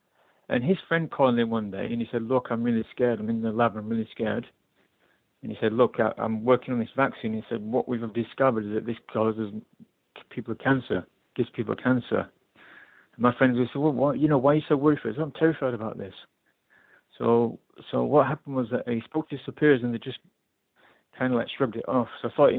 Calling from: London, United Kingdom; Calling from London.

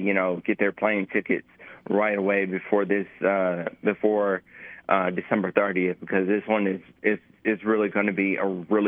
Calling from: Montgomery, Alabama, United States; I am currently from Montgomery.

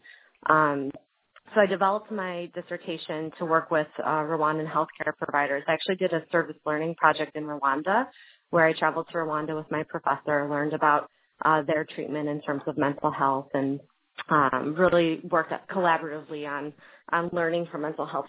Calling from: Miami, Florida, United States; also born or lived in Chicago, Illinois; I'm calling from Miami, Florida. I received my doctorate at Illinois School of Professional Psychology in Chicago, Illinois, and then I relocated to Miami, Florida for my postdoc at Florida International University.

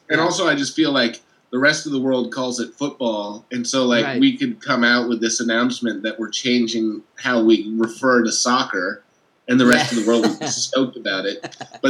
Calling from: Brooklyn, New York, United States; Hey, this is …, broadcasting live from Brooklyn, New York

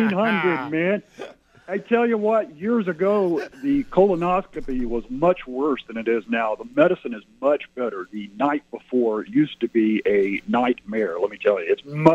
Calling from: Cement, Oklahoma, United States; Thanks for taking the phone calls. … from Cement, and it's time for Bria to fly.

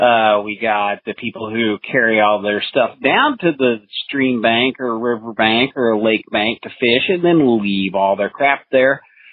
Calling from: Overland Park, Kansas, United States; Yeah, this is …, your effing librarian here in Overland Park, Kansas.

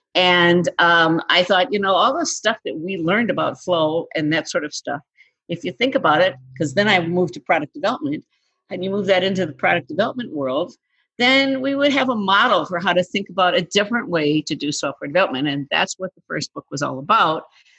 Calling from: Eden Prairie, Minnesota, United States; So we're calling from Eden Prairie, Minnesota, which is a suburb of Minneapolis.

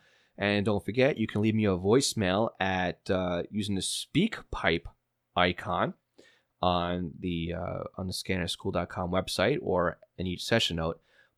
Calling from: Indiana, United States; Michael writes in, hi, I'm from Indiana.

